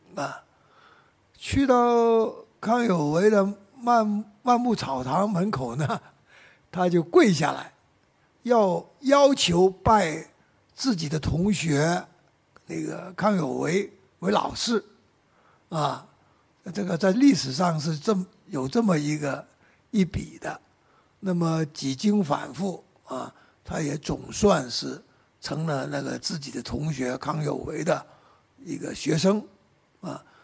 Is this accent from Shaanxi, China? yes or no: no; Guangdong, China; Chinese is a second language; 按照我们广东人岭南的习惯